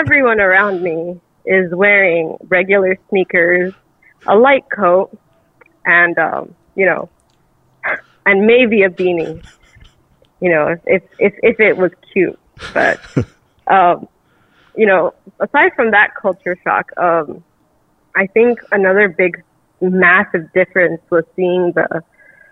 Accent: Lynwood, California, United States; moved away as an adult; also born or lived in Michigan; now in Los Angeles, United States; I grew up like borderline Compton, California

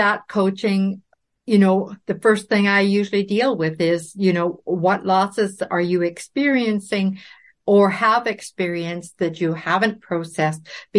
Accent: Claresholm, Alberta, Canada; born there; But I was born in Claire's Home, Alberta, because my dad was a flight instructor in the Air Force at that time.

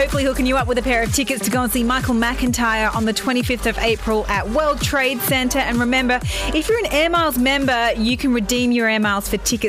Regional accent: Australia; now in Dubai, United Arab Emirates; we're from Australia

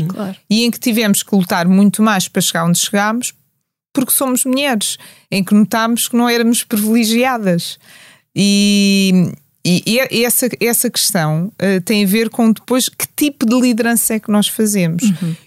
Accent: Portugal; nós nascemos em Portugal

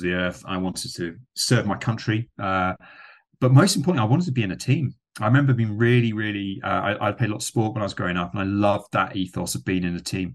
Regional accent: West Country, South West England, United Kingdom; moved away as an adult; also born or lived in Australia; now in England; a teenager growing up in the West Country

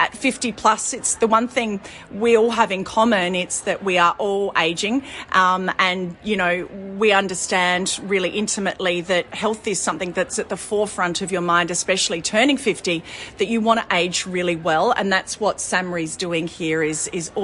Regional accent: South Australia, Australia; being South Australian

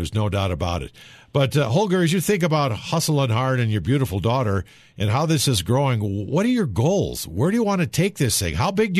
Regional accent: Wisconsin, United States; moved away; A small high school back in Wisconsin. I'm from Wisconsin.

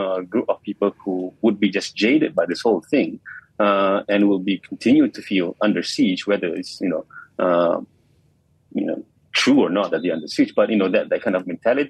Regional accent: Malaysia; being Malaysian

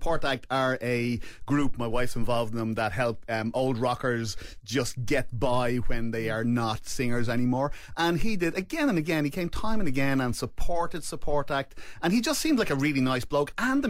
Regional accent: Ireland; now in Australia; I'm from Ireland.

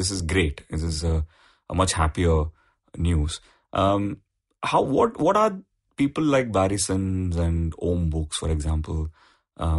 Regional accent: Chennai, Tamil Nadu, India; I grew up in Chennai

